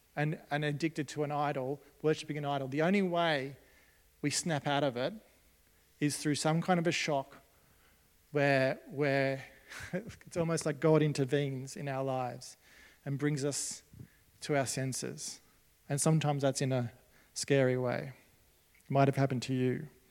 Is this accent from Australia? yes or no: yes; Australia; As Australian Christians